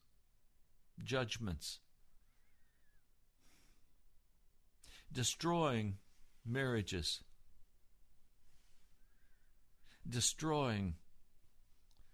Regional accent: Denver, Colorado, United States; I was born in Denver. I'm from Colorado

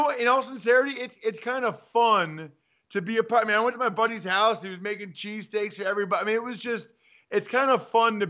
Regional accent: Reading, Pennsylvania, United States; I grew up in Reading outside of Philly, diehard Eagles fan.

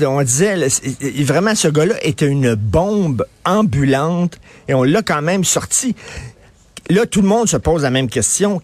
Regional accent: Montreal, Quebec, Canada; je viens de Verdun

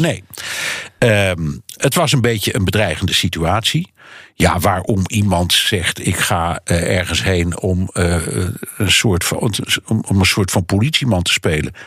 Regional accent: Netherlands; bij ons

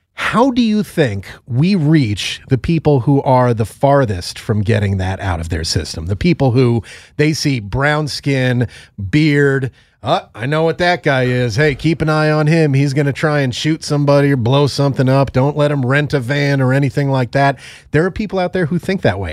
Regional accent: Northeast, United States; I grew up in the Northeast. I grew up in a place with a very high Jewish population

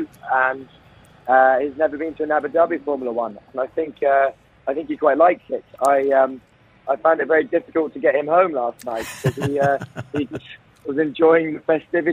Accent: United Kingdom; now in United Arab Emirates; being a Brit

